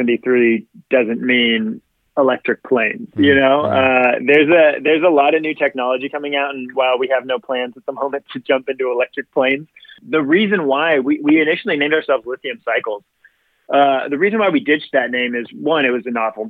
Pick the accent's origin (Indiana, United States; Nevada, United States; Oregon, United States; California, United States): California, United States; Southern; I grew up in Southern California my whole life. I actually didn't leave the state of California until I was like 22